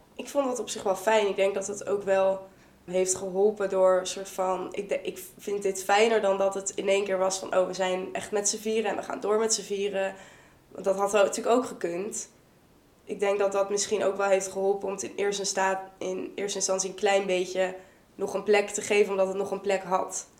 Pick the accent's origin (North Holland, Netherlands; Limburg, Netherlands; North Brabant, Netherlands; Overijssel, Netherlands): North Brabant, Netherlands; Vught; moved away as an adult; now in Leiden, Netherlands; Ik kom uit Vught. Ik woon inmiddels in Leiden.